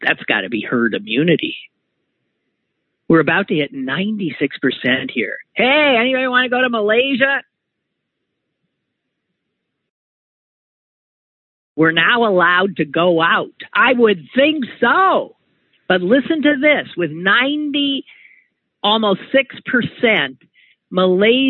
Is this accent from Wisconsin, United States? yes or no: yes; Wisconsin, United States; moved away; my home state, which doesn't give much good news when it comes to more progressive politics.